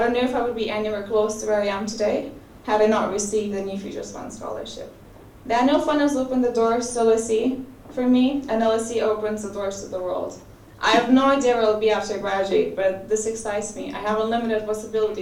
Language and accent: English; Lithuania; moved away as an adult; now in London, United Kingdom; I'm from Lithuania